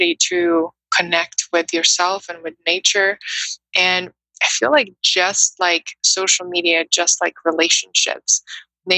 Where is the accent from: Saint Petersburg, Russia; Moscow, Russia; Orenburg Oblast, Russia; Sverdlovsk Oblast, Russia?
Moscow, Russia; English is a second language; moved away as an adult; also born or lived in New York City, United States / Brooklyn, United States; now in United States; I grew up in Russia, in Moscow, which is a huge busy city